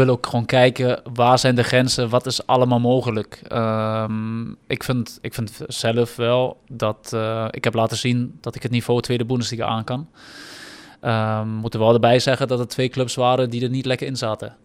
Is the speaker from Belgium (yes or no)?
no; Germany; now in Netherlands; als Duitse jongen